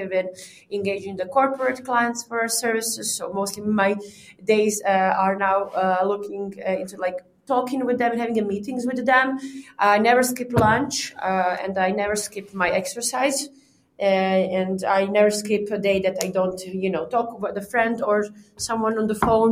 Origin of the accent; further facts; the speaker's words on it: Croatia; now in Prague, Czech Republic; I'm from Balkan, I'm a Croatian girl